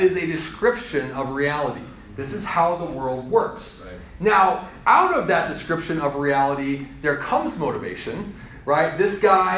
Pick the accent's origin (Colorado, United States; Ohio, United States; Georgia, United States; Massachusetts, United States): Colorado, United States; I'm from Colorado.